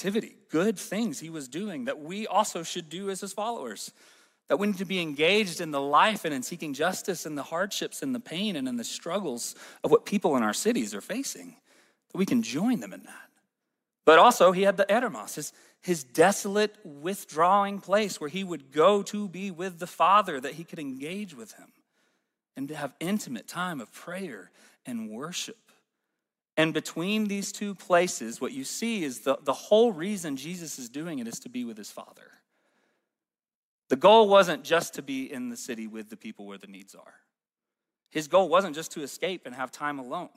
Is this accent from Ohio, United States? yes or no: no; Alabama, United States; now in Northwest Arkansas, United States; I'm from Alabama